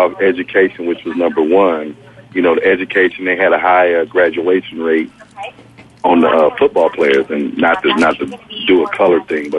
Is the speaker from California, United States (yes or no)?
yes; San Diego, California, United States; I'm from San Diego.